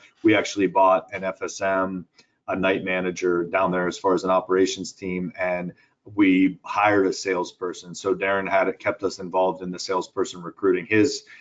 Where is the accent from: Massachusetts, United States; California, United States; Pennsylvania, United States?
Pennsylvania, United States; Pittsburgh; moved away as an adult; now in Houston, United States; I live in Houston, I grew up in Pittsburgh